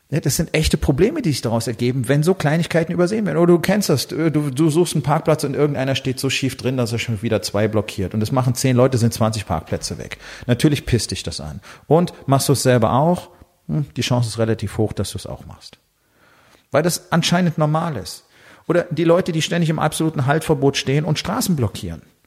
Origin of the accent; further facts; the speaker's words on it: Germany; als Deutsche